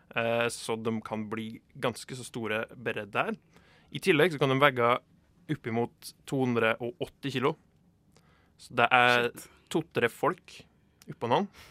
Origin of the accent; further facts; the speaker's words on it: Dovre, Innlandet, Norway; Jeg er jo fra Dovre